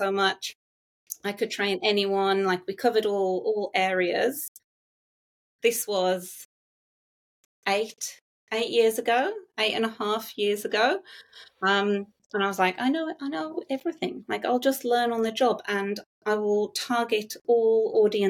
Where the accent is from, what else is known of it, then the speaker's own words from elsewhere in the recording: England, United Kingdom; moved away as an adult; now in Gosford, Australia; Me and my husband, we met at university, so we're both English